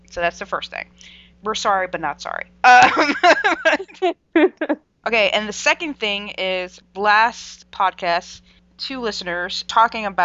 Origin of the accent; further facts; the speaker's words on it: United States; We're American.